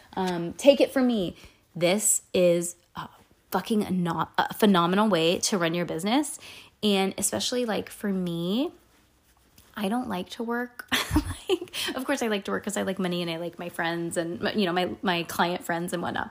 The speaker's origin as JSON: {"language": "English", "region": "California", "country": "United States", "said": "I'm from California, Disney and Tahoe"}